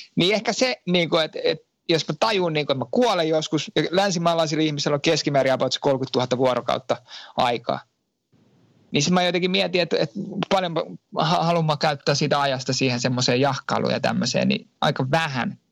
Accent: Finland; moved away as an adult; now in France; Mä oon Suomesta lähtenyt

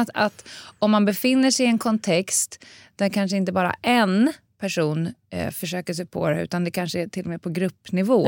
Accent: Stockholm, Stockholm County, Sweden; jag är också uppväxt på Södermalm

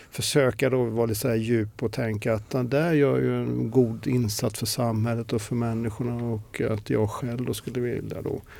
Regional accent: Småland, Sweden; Ja, ja alltså eh, Imre Lönnebergaland.

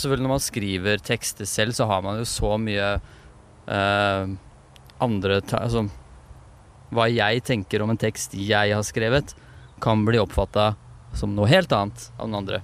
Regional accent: Moss, Østfold, Norway; Og Moss, vi er fra Moss

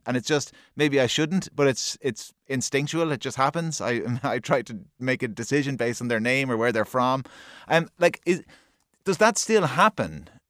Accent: Kilkenny, Leinster, Ireland; I'm from Kilkenny, I'm a couple of years younger than you

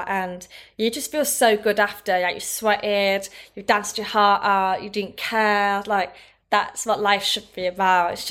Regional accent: Thirsk, Yorkshire and the Humber, United Kingdom; now in London, United Kingdom; move away from Thirsk. I came from Thirsk. it's like a very small town, middle of nowhere and moved to London hmm.

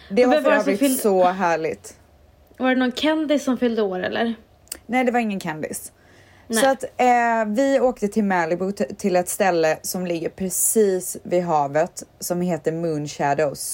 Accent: Stockholm, Stockholm County, Sweden; born there; I Stockholm är jag född där har jag min

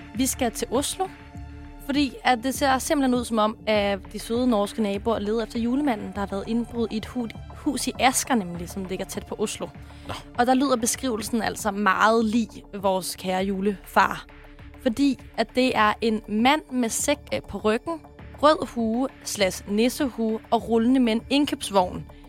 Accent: Sorø, Zealand, Denmark; jeg kommer fra Sorø

